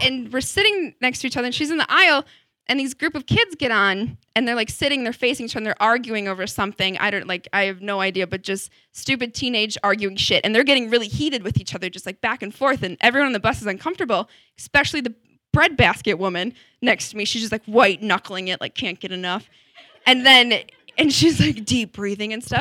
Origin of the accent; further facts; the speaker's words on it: Wisconsin, United States; I'm from Wisconsin